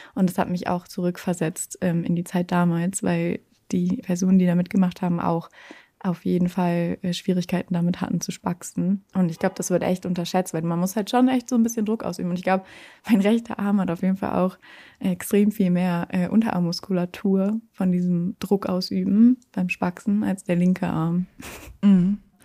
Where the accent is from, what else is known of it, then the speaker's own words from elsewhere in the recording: Braunschweig, Lower Saxony, Germany; moved away as an adult; now in Hamburg, Germany; ich komme ja eigentlich aus Braunschweig, bin ja letztes Jahr erst nach Hamburg gezogen